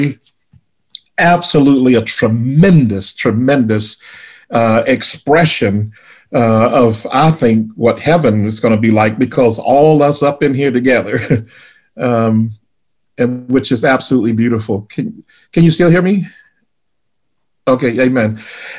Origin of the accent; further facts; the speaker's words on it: the South, United States; growing up in the South